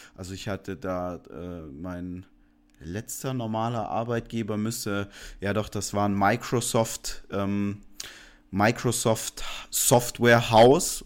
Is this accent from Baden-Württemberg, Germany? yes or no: yes; Stuttgart, Baden-Württemberg, Germany; ich komme aus der Ecke Stuttgart. Ich bin da aufgewachsen